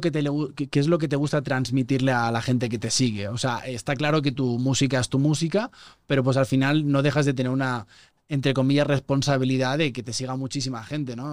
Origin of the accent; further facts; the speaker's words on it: Spain; moved away as an adult; now in Mexico City, Mexico; Yo llevo cinco años viviendo aquí, soy español, me siento medio chilango ya